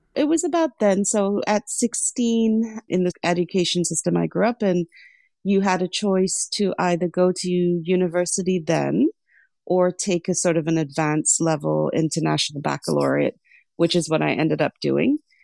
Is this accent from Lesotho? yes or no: yes; Lesotho; born or raised there; also born or lived in Sri Lanka; now in United States